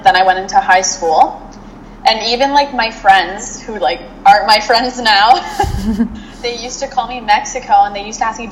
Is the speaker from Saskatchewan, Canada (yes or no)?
yes; Regina, Saskatchewan, Canada; now in Ottawa, Canada; I was born in Regina, Saskatchewan. Right now I currently live in Ottawa, Ontario, but growing up in a very rural neighborhood